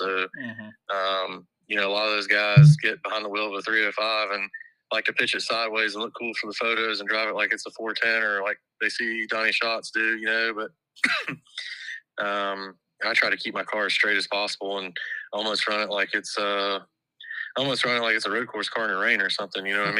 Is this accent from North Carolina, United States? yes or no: yes; North Carolina, United States; also born or lived in Florida; we're from Florida, but an open wheel family from Florida transferred to North Carolina, and we're living, I was raised in North Carolina